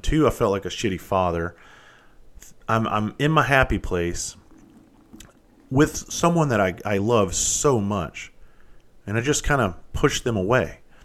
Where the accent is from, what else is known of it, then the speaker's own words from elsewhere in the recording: Bluffton, South Carolina, United States; where I grew up down in Bluffton, South Carolina